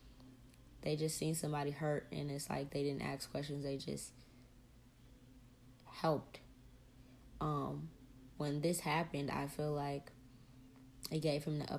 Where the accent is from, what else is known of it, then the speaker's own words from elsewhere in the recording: the South, United States; We're from the South, so it was a couple states over from where we were born.